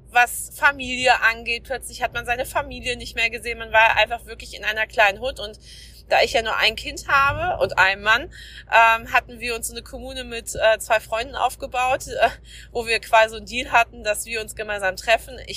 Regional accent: North Rhine-Westphalia, Germany; now in Schleswig-Holstein, Germany; ich bin seit 2013 hier in Schleswig-Holstein, bin ja aus dem Ruhrgebiet hier hochgezogen

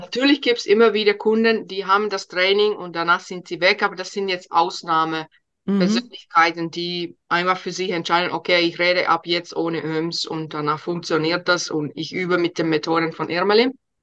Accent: Finland; first language Finnish; German is a second language; moved away as an adult; now in Germany

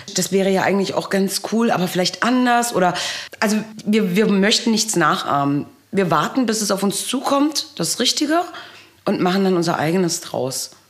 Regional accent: Wehr, Baden-Württemberg, Germany; now in Pöthen, Germany; Ich bin zweisprachig aufgewachsen und habe auch noch dieses italienische Temperament, komme aber ursprünglich aus Wehr im Baden

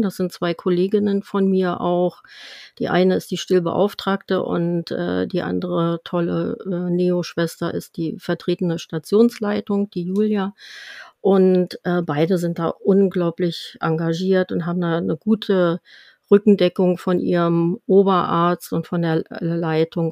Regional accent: Germany; bei uns in Deutschland

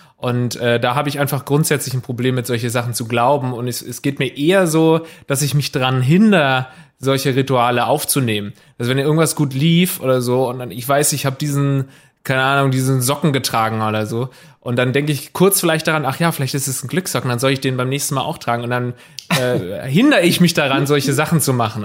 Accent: Southern Germany, Germany; now in Hamburg, Germany; ich komme aus Süddeutschland

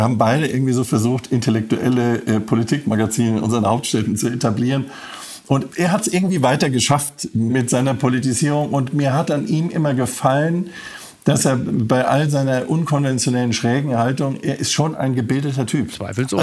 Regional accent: Frankfurt, Hesse, Germany; weil es meine Heimat ist.

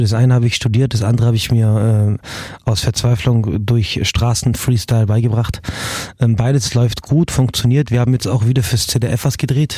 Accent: Morocco; now in Germany; ich bin auch in Marokko aufgewachsen

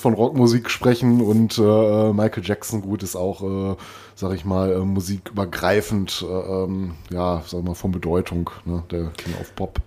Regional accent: Recklinghausen, North Rhine-Westphalia, Germany; moved away; meine alte Heimat Recklinghausen

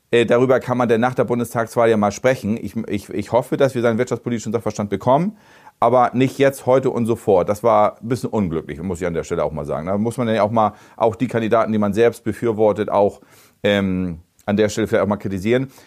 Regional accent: Bredstedt, Schleswig-Holstein, Germany; Ich kenne die Stadt, ich bin in Bredsche groß geworden

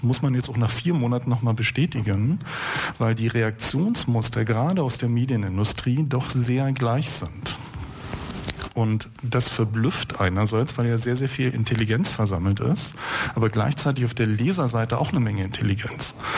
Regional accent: Berlin, Germany; Wenn wir aber als Berliner, und ich hier in der Volksbühne beispielsweise habe 1981 meine Jugendweihe gehabt

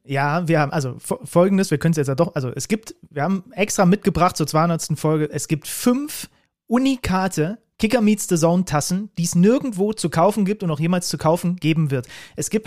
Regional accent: Reinsdorf, Saxony, Germany; da wo ich herkomme. Ich komme aus dem Dorf Reinsdorf.

